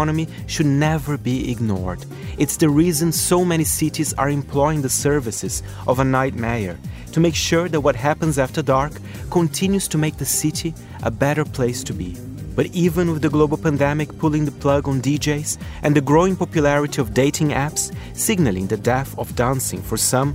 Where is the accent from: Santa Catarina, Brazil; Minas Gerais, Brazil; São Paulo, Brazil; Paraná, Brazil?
São Paulo, Brazil; moved away; my hometown of São Paulo